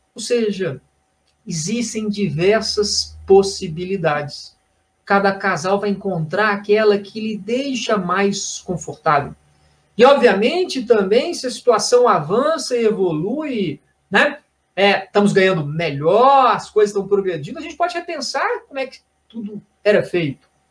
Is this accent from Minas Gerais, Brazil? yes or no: yes; Belo Horizonte, Minas Gerais, Brazil; Eu sou de Belo Horizonte, estou aqui em Belo Horizonte